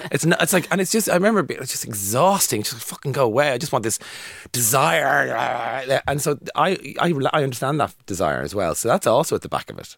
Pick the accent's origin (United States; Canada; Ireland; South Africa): Ireland; growing up in Ireland